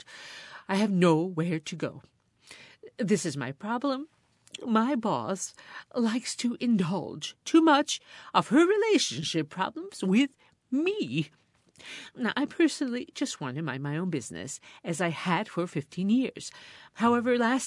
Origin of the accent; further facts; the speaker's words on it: Binghamton, New York, United States; my hometown, Parlor City.